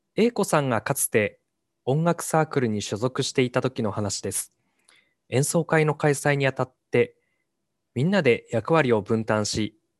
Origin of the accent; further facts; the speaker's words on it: Hachinohe, Aomori, Japan; 地元の八戸に戻って